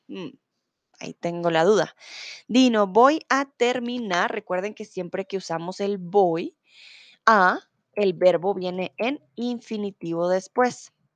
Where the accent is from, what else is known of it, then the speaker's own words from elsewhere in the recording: Colombia; soy de Colombia